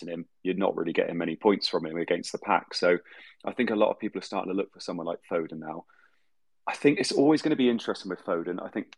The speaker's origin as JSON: {"language": "English", "area": "Somerset", "region": "South West England", "country": "United Kingdom", "said": "I'm somebody from Somerset with really bad internet"}